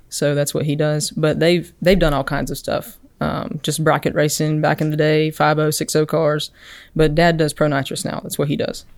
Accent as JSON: {"language": "English", "town": "Enterprise", "region": "Alabama", "country": "United States", "said": "I'm originally from Enterprise, Alabama"}